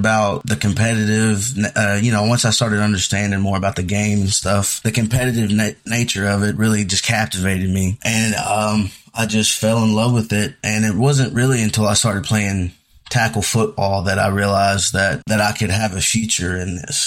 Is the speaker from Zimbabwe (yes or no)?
no; Horse Branch, Kentucky, United States; moved away; I grew up kind of in the same situation that JD grew up in, a small town of, you know, small community, Horse Branch, Kentucky